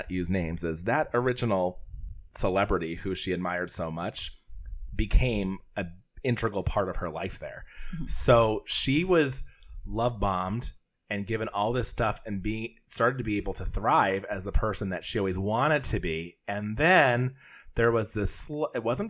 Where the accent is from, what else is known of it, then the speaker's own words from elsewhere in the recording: Scranton, Pennsylvania, United States; I'm from Scranton, PA